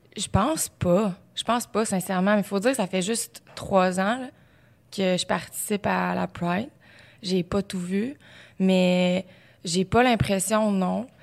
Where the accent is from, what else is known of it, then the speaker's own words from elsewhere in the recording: Beauce, Quebec, Canada; moved away as an adult; Ça faisait pas si longtemps que ça que j'étais partie de la Beauce, que j'arrivais à Québec, j'étudiais